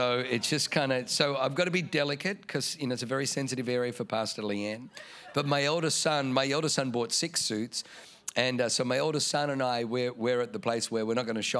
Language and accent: English; Germany; now in San Diego, United States; where I was born in Germany